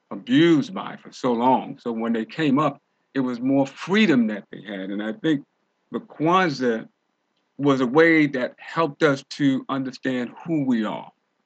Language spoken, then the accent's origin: English; New York City, New York, United States; growing up in New York City